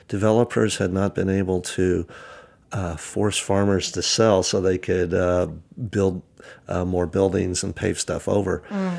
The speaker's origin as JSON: {"language": "English", "town": "Napa Valley", "region": "California", "country": "United States", "tie": "born or raised there", "said": "Yes, I was born and raised in Napa Valley, and I'm a third generation Napa Valley kid."}